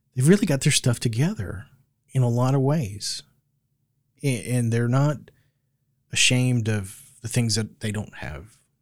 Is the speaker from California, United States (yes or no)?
no; Florida, United States; moved away; growing up in Florida